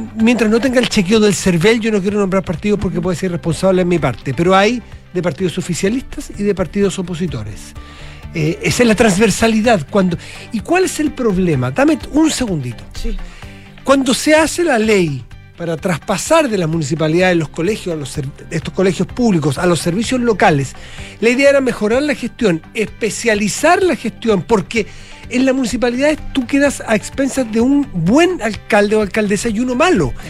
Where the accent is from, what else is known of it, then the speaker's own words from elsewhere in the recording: Chile; de mm. Chile